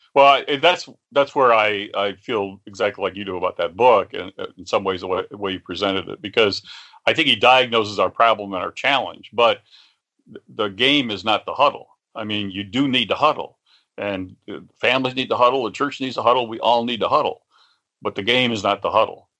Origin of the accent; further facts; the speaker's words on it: West Virginia, United States; I'm from West Virginia